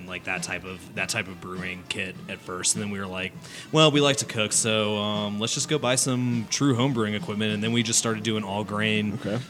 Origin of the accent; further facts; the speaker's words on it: Denver, Colorado, United States; I grew up in Denver